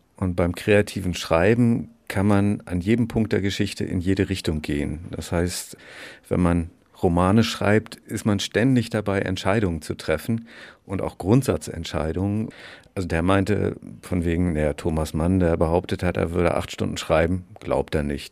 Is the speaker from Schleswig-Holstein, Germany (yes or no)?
yes; Bad Segeberg, Schleswig-Holstein, Germany; moved away as an adult; also born or lived in Göttingen / Dresden / Berlin; ich komme aus Bad Segeberg.